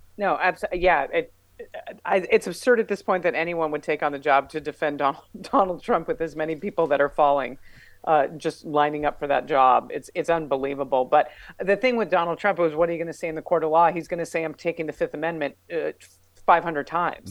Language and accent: English; New Mexico, United States; I have a degree in physical education because I'm from New Mexico and I'm a lesbian and it's the law